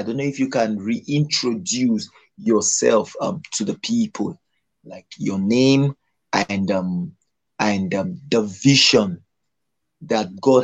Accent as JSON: {"language": "English", "country": "Nigeria", "said": "I'm from Nigeria"}